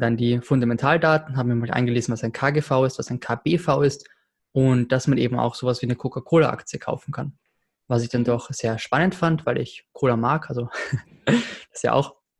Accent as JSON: {"language": "German", "country": "Austria", "said": "ich als Österreicher"}